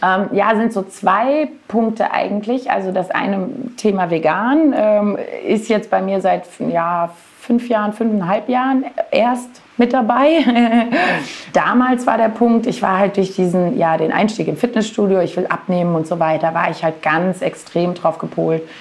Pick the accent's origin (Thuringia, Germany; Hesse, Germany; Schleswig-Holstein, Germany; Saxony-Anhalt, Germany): Hesse, Germany; near Marburg; also born or lived in Southern Germany / Frankfurt area; nach Hessen in Richtung Marburg, falls das jemand sagt, aber das kennt man ja vielleicht doch schon eher. Und da habe ich meine Kindheit verbracht